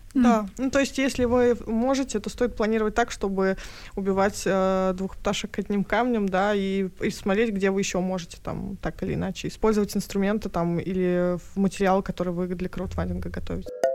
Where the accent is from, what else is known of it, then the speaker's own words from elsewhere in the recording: Tatarstan, Russia; Я сама из Татарстана